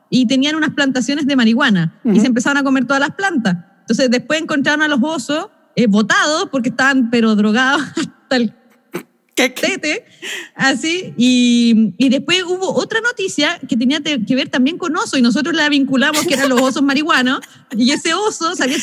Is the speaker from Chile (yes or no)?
yes; Chile; ay, que todos nosotros somos chilenos